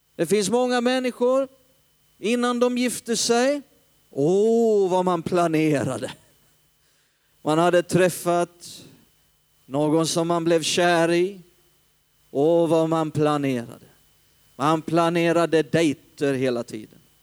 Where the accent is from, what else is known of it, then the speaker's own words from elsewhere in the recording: Hällefors, Örebro County, Sweden; also born or lived in Stockholm; uppe i Hällefors där jag kommer ifrån